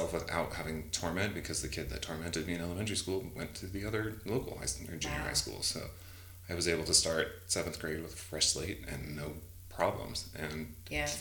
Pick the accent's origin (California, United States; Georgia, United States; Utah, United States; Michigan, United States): Utah, United States; Salt Lake City; I grew up in Salt Lake City, born and raised Mormon